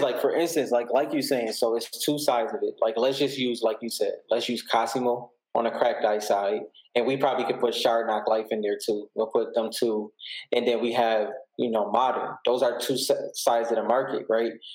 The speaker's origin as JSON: {"language": "English", "town": "Buffalo", "region": "New York", "country": "United States", "said": "I'm from Buffalo, New York"}